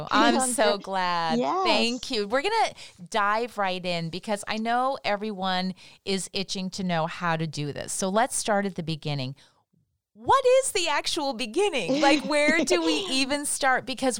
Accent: Toronto, Ontario, Canada; moved away as an adult; now in Los Angeles, United States; based in Toronto. That's my hometown.

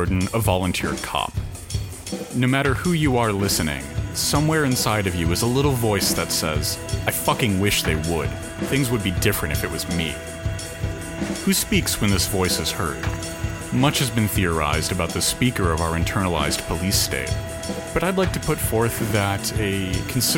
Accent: United States; I'm too American

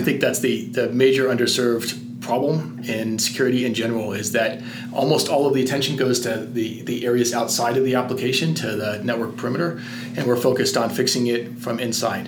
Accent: San Francisco, California, United States; moved away as an adult; also born or lived in Boston; now in Colorado, United States; I grew up in San Francisco

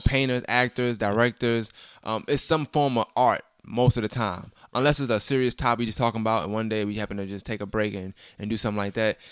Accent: New York City, New York, United States; I'm originally from Brooklyn

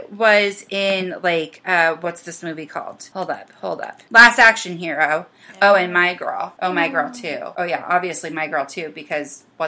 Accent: California, United States; because of course I'm a Californian, like, flower child

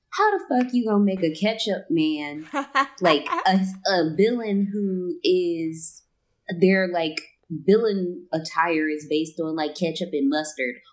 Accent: Cleveland, Ohio, United States; My hometown is. boy, my Glenville boy, Superman. um, you know, born and raised

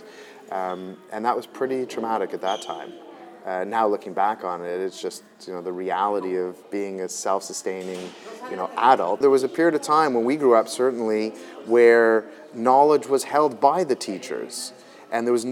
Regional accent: Montreal, Quebec, Canada; I was born in Montreal, born and bred of immigrant parents

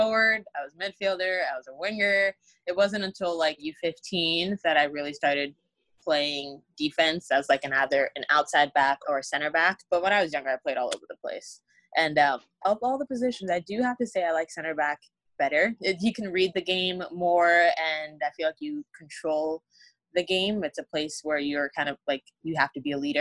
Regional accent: South Florida, United States; moved away as an adult; I grew up in Florida

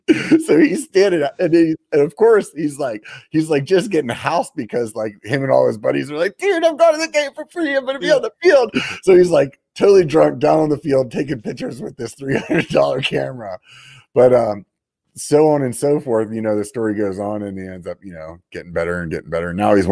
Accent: Pennsylvania, United States; Like I'm from Pennsylvania, man.

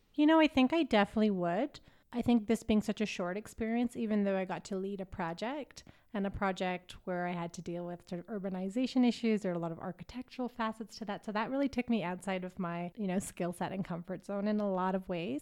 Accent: Calgary, Alberta, Canada; moved away as an adult; now in Nairobi, Kenya; I'm from Calgary

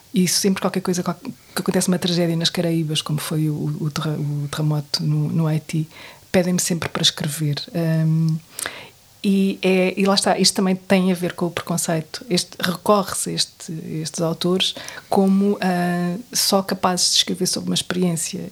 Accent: Portugal; eu sou portuguesa

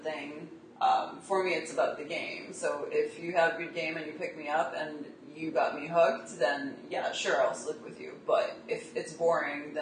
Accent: Storrs, Connecticut, United States; I'm from Storrs, Connecticut, so we don't have bars.

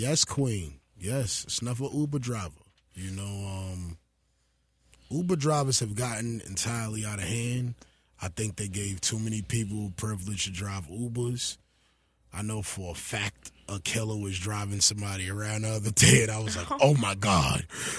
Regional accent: East Coast, United States; as a kid growing up on the East Coast

